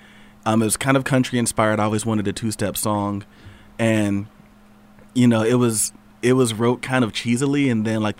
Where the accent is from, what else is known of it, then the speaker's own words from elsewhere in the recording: Georgia, United States; So I really love my state, my home state. I know it's got its issues. Although we went blue, so that's cool. I know it's got its issues. I mean, I've lived here all my life